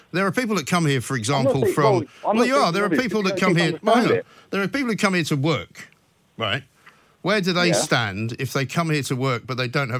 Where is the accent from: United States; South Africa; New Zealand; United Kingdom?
United Kingdom; London; I'm a Londoner, David. I don't know where you're from. I'm from London, born and raised.